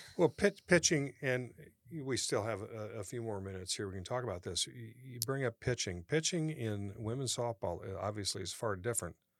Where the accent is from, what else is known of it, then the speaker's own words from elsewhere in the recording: United States; I'm from the Quad Cities